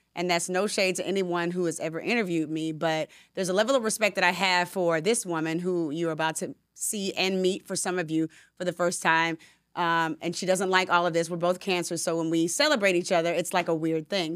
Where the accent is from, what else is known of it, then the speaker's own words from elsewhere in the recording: Decatur, Georgia, United States; also born or lived in Atlanta; I'm a girl from Decatur, Georgia, from Southwest DeKalb High School